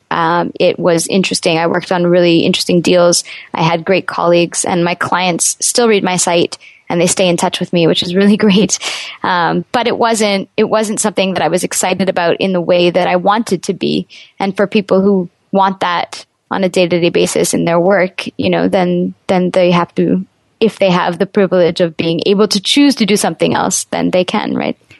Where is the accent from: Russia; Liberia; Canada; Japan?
Canada; Montreal, Quebec; moved away as an adult; also born or lived in New York; I'm from Montreal